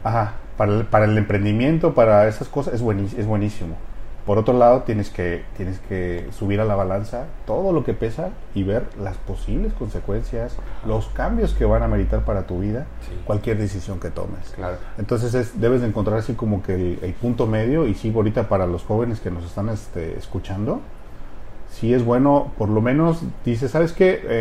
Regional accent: Uruapan, Michoacán, Mexico; moved away as an adult; also born or lived in Havana, Cuba; mi, formación básica pues la hice en Uruapan.

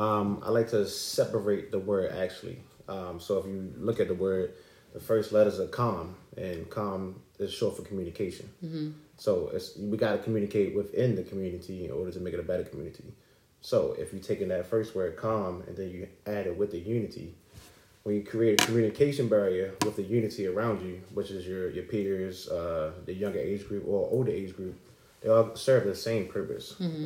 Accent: Baltimore, Maryland, United States; just to have my presence there and to let people know that I am from Baltimore City as well.

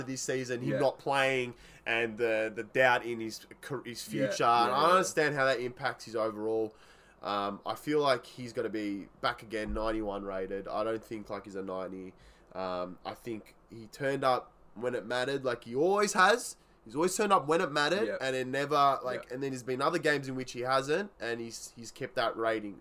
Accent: Australia; I'm Aussie

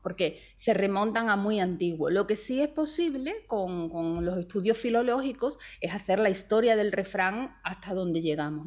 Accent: Spain

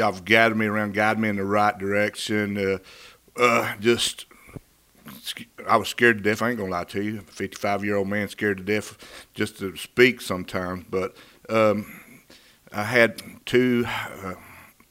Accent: Valiant, Oklahoma, United States; I'm from Valiant, Oklahoma, the southeast Oklahoma, McCurtain County. I was born and raised in McCurtain

